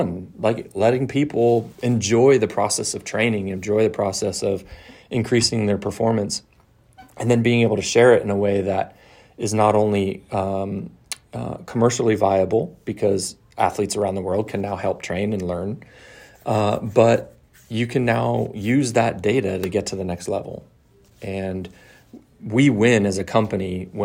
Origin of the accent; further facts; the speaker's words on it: San Francisco, California, United States; I grew up in San Francisco